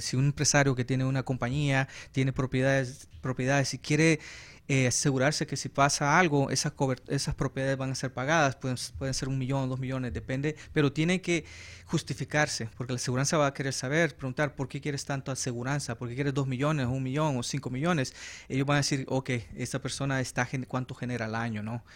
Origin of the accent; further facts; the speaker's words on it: El Salvador; accent: Central American; also born or lived in Los Angeles, California; now in Arizona, United States; yo soy salvadoreño, nací